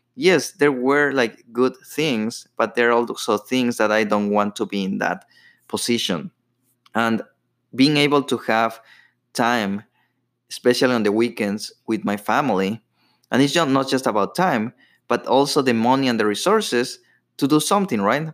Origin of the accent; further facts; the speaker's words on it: Ecuador; moved away; I grew up in Ecuador